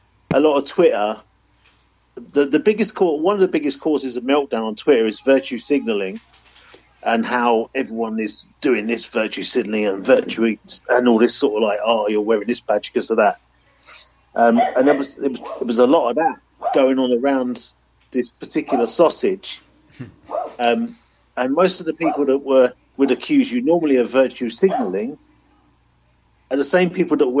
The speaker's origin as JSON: {"language": "English", "region": "London", "country": "United Kingdom", "said": "We're from South London. We're very no-nonsense people"}